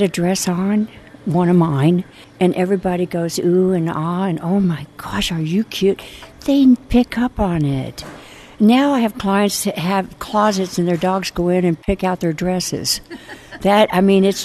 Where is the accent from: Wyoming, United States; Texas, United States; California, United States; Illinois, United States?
Illinois, United States; I grew up in Illinois on a farm